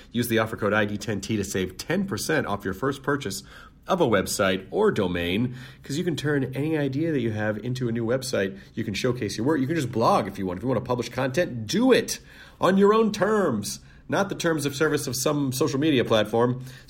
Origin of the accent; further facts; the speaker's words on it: Philadelphia, Pennsylvania, United States; It is like Idiot Abroad, except that I'm the idiot and abroad is my hometown, Philadelphia.